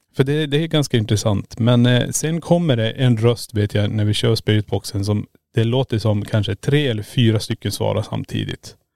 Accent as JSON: {"language": "Swedish", "country": "Sweden", "said": "vi introducerar oss som svenskar"}